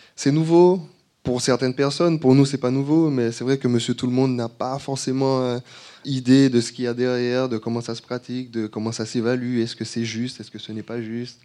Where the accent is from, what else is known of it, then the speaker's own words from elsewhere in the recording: Martinique; moved away; je suis martiniquais, je suis rentré il n'y a pas longtemps